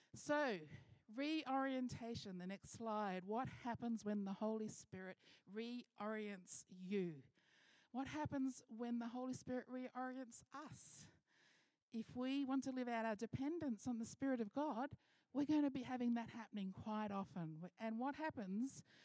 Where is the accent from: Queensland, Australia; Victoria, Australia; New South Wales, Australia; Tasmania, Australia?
Victoria, Australia; Mildura; moved away; I've been traveling to my hometown